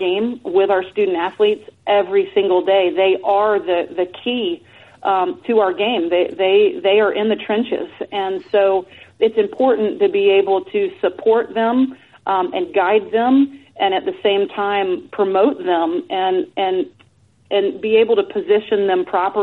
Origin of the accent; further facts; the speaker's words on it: Atlanta, Georgia, United States; moved away; move back to Atlanta, my hometown